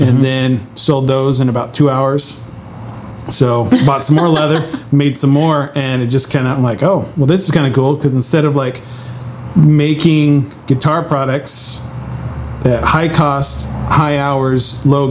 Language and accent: English; Willamette Valley, Oregon, United States; I grew up here in Oregon in the Willamette Valley